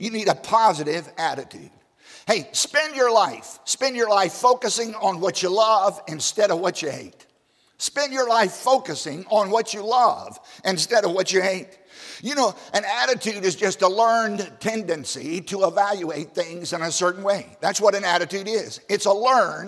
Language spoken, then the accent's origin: English; Southside, Virginia, United States; I grew up in Southside, Virginia, on a tobacco farm of all places